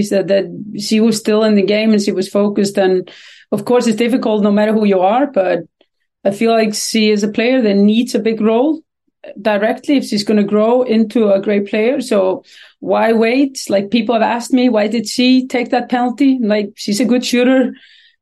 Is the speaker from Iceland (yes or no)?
yes; Iceland; moved away as an adult; now in Sweden; I come from Iceland